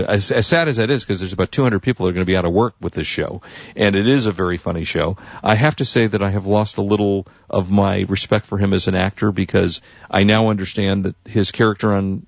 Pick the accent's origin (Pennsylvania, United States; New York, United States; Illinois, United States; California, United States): Illinois, United States; Chicago; born there; So I was born in Chicago.